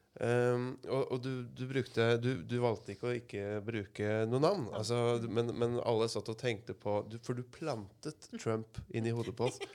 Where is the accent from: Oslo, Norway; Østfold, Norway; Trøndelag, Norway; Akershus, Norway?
Akershus, Norway; Asker; now in Kragerø, Norway; for jeg er jo innflytter. Jeg kommer fra Asker